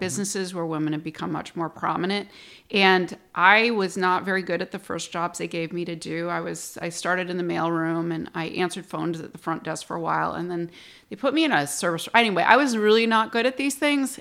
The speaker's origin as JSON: {"language": "English", "town": "Plattsburgh", "region": "New York", "country": "United States", "tie": "born or raised there", "also_born_or_lived": "Fort Worth, Texas", "said": "I'm from Plattsburgh. I was born and raised here"}